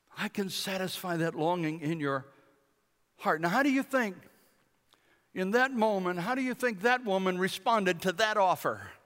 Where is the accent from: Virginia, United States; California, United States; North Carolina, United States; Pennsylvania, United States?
North Carolina, United States; Bladenboro; We're from Bladinboro, a little town of a thousand people in the southeast corner of the state.